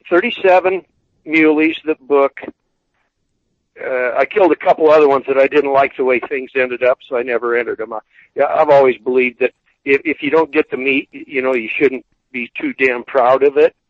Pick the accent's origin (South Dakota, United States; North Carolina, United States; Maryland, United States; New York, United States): South Dakota, United States; moved away as an adult; now in Wyoming, United States; I grew up in South Dakota